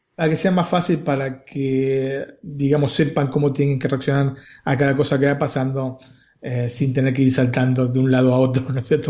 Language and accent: Spanish; Argentina; now in Italy